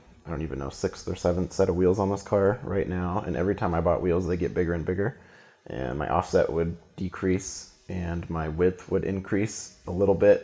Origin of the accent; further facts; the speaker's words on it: Central Oregon, United States; I grew up in Central Oregon, which gets a lot of snow.